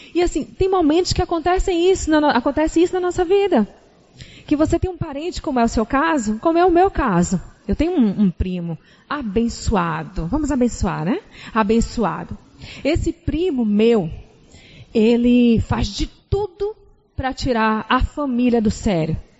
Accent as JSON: {"language": "Portuguese", "town": "Salvador", "region": "Bahia", "country": "Brazil", "moved": "yes", "said": "Vocês estão percebendo nosso sotaque, né? Nós somos de Salvador."}